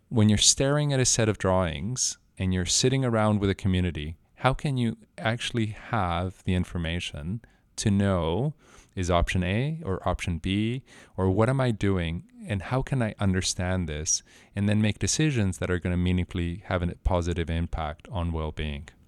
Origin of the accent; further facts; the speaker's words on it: Mexico; moved away as an adult; also born or lived in Mexico City; I was, uh, born and raised in Mexico